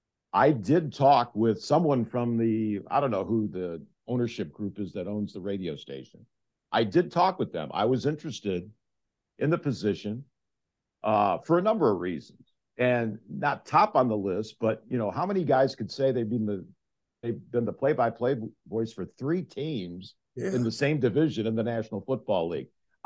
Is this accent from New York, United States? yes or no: yes; Buffalo, New York, United States; moved away; I grew up in Buffalo.